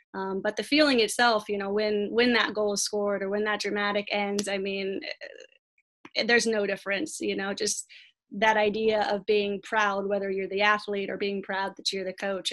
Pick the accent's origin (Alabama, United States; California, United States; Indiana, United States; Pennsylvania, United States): California, United States; La Mirada; now in La Habra, United States; I grew up in La Mirada and then moved about two miles down the street as an adult to La Habra